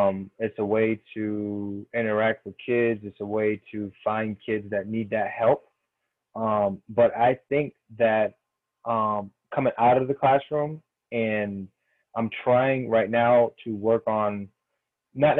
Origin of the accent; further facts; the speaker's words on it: Springfield, Massachusetts, United States; now in Washington, D.C., United States; my hometown, Springfield, Massachusetts